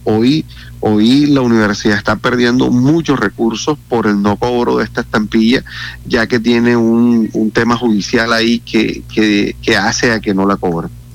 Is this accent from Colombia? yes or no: yes; Santo Tomás, Atlántico, Colombia; yo nací, me crié y, estoy constantemente en los municipios, eh, yo soy de Santo Tomás